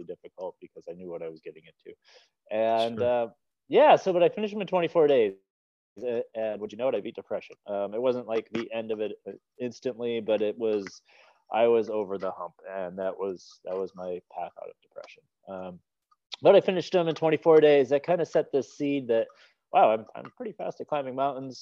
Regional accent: Eau Claire, Wisconsin, United States; now in Bloomington, United States; I'm from Eau Claire

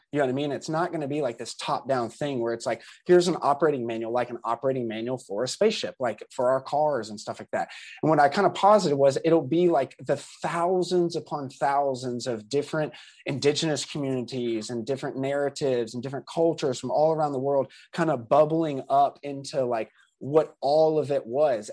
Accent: Southeastern United States, United States; me growing up in the South is specific to growing up in the Southern United, or, uh, you know, Southeastern United States

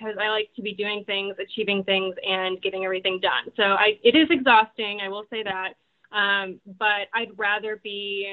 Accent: Portage, Wisconsin, United States; accent: Midwestern; I grew up in Wisconsin, so we're the dairy state

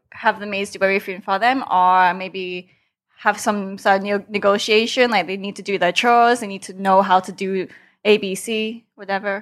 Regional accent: England, United Kingdom; moved away as an adult; now in Thailand; when I grew up in England, I also didn't learned Thai

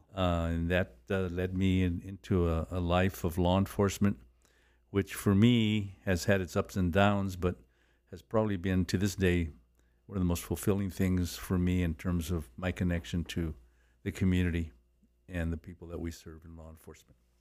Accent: Los Angeles, California, United States; I was born and raised in Boyle Heights

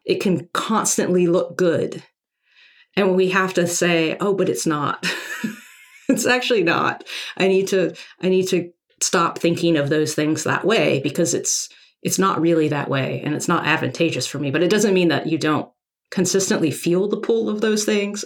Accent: Arkansas, United States; moved away as an adult; I grew up in Arkansas

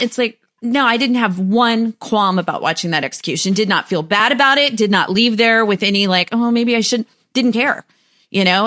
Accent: United States; also born or lived in Huntsville, Texas; I'm American.

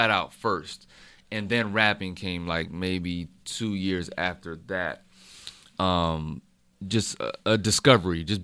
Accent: Fayetteville, North Carolina, United States; also born or lived in Germany; and grew up in Germany like from five to ten. Came okay. back to Fayetteville from 10 to 12, went back to Germany from 12 to 16, and then I graduated from Fayetteville.

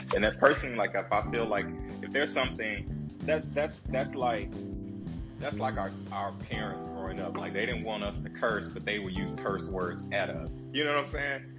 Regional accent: Chicago, Illinois, United States; we, we grew up in Chicago. We grew up in it

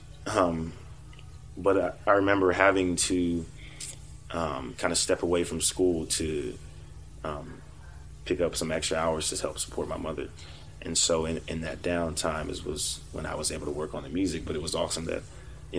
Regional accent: Fort Worth, Texas, United States; moved away; we grew up together in Fort Worth

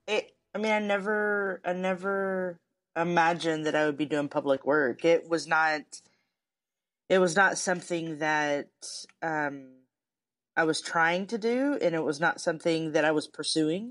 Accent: Texas, United States; moved away as an adult; also born or lived in Chicago; I grew up in Texas. Didn't leave Texas till I was 26

